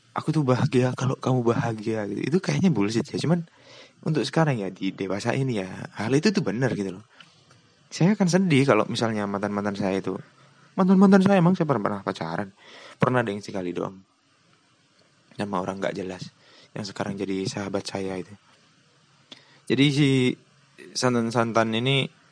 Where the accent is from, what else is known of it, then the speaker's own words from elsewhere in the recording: Lumajang, East Java, Indonesia; Dia tuh sekolah di kota saya, di Lumajang, cuman berbeda sekolah dengan saya